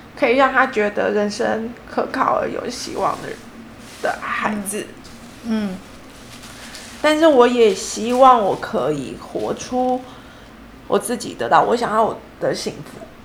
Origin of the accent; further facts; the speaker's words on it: Taichung, Taiwan; moved away; 中间我两年我回台中去工作，因为我是台中人